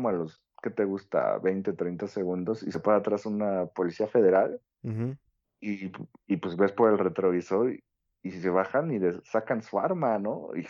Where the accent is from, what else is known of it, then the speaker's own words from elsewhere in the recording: Chalco, State of Mexico, Mexico; yo soy de Chalco.